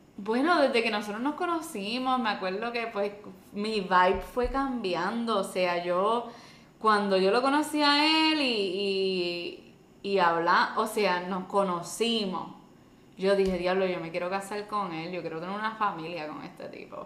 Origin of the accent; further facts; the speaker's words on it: Puerto Rico; yo no soy de Estados Unidos, yo soy de Puerto Rico